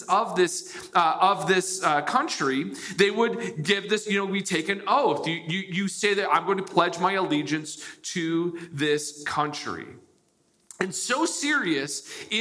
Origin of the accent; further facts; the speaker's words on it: United States; I was born in the United States.